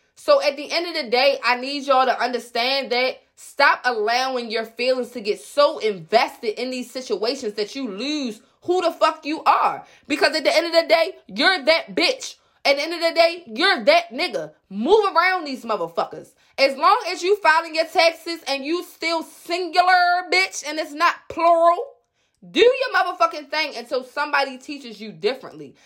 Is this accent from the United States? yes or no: yes; Baltimore, Maryland, United States; moved away as an adult; now in Baltimore County, United States; I'm from West Baltimore. two one two one five always been live for me. I'm straight from Park Heights, Jewtown